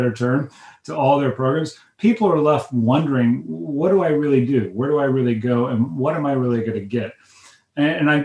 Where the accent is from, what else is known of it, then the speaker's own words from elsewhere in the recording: Midwest, United States; I was raised in the Midwest